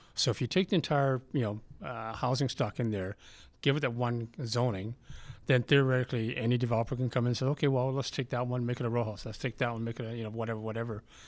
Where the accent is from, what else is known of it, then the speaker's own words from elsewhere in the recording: Vancouver, British Columbia, Canada; now in Calgary, Canada; Growing up in Vancouver